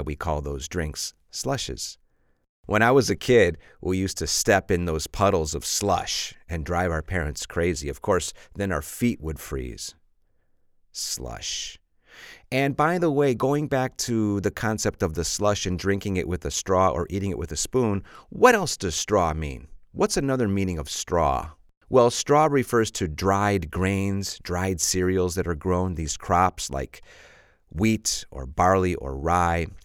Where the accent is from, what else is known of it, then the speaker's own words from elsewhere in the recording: Chicago, Illinois, United States; I'm from Chicago, and we have a lot of slush in Chicago